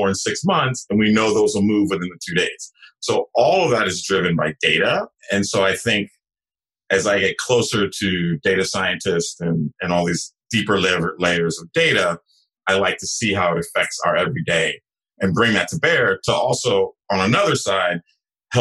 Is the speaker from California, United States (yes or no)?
yes; San Jose, California, United States; I grew up in San Jose, California.